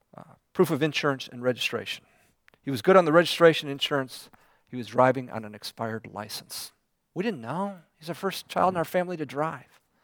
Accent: United States; people picked me out as being American

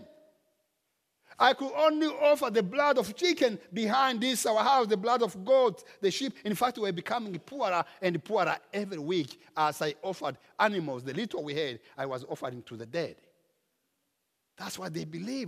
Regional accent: Rwanda; now in United States; In my home country, in Rwanda

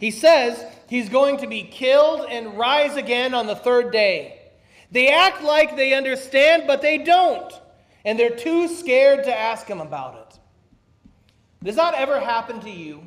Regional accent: Minnesota, United States; I am a Scandinavian from Minnesota

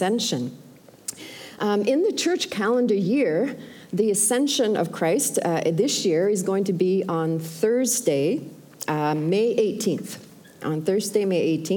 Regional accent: Sweden; now in Canada; I'm originally from Sweden, and by the way, my dad and his wife Lois are here, and so he was born in Sweden too as well

